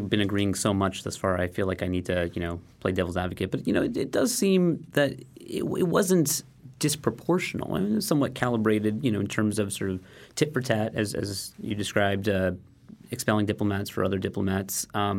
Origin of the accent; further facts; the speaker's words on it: United States; as an American